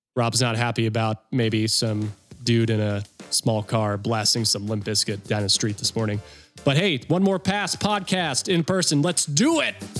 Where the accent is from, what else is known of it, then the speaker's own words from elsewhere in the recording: North Carolina, United States; I'm from North Carolina